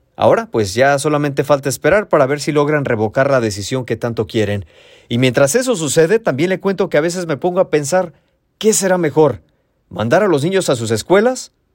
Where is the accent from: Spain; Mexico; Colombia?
Mexico; now in San Diego, United States; la casa donde crecí en México